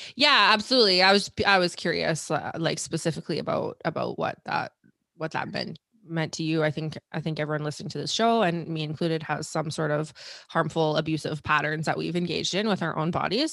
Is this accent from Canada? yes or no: yes; Canada; us Canucks